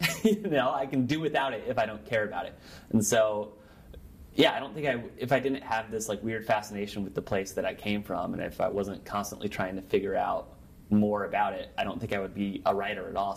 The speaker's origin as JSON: {"language": "English", "region": "Nebraska", "country": "United States", "tie": "born or raised there", "also_born_or_lived": "Chicago", "said": "I'm born and raised in Nebraska, went to school here, traveled around, came back, lived here a little bit longer"}